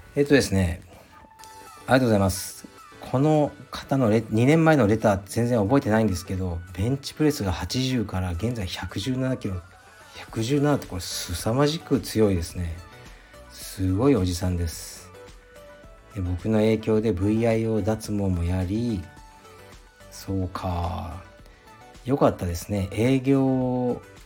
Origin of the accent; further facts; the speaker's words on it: Fukuoka, Japan; moved away; カシーというのは僕の実家ですね福岡県福岡市東区カシーという片田舎なんですが